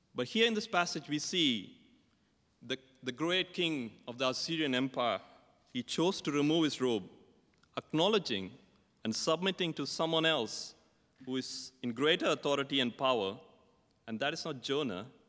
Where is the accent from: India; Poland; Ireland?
India; I'm from India, and I still remember my growing up years as a schoolboy.